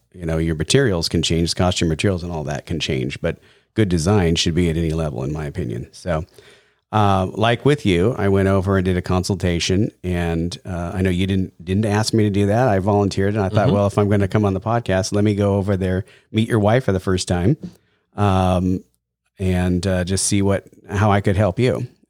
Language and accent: English; La Mesa, California, United States; also born or lived in Alpine; I grew up in the East County. I was in La Mesa and then Alpine.